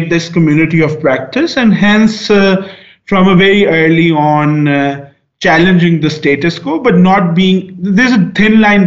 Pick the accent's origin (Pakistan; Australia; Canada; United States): Pakistan; I'm coming from Pakistan